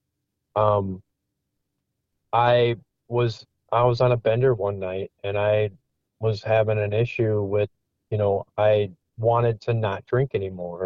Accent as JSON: {"language": "English", "region": "Wisconsin", "country": "United States", "tie": "born or raised there", "also_born_or_lived": "Iowa", "moved": "as an adult", "said": "I moved from Iowa to back to my hometown in Wisconsin, and I met, you know, my wife now, Tina, who I went to high school"}